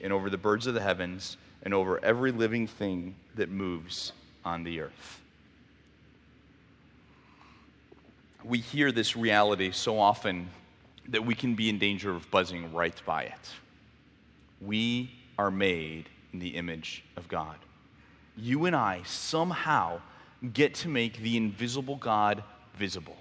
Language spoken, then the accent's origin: English; Mexico; moved away; I grew up in Mexico